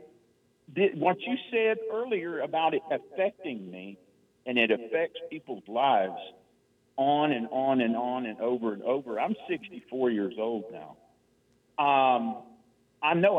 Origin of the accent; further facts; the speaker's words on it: Temple, Texas, United States; now in Waco, United States; I was born in Temple, Texas, which is south